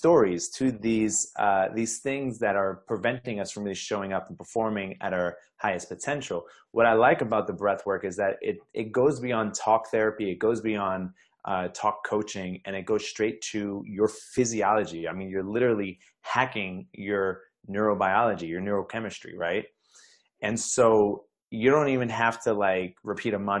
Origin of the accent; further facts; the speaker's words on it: New York, United States; I'm from New York